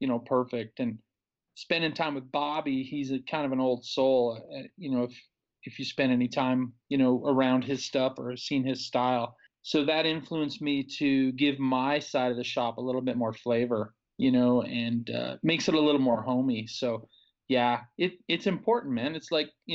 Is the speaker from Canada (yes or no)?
yes; Canada; moved away as an adult; also born or lived in Burbank, California; now in Arizona, United States; I'm Canadian. So I'm from kind of a smaller city in Canada, and this town kind of mimics my hometown